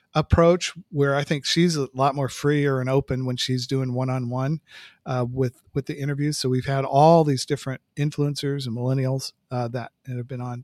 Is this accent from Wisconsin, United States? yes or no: no; San Francisco Bay Area, California, United States; moved away as an adult; I'm from the Bay Area